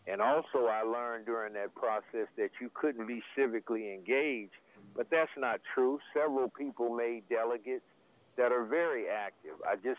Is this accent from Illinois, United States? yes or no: no; Sacramento, California, United States; I'm from Del Paso Heights.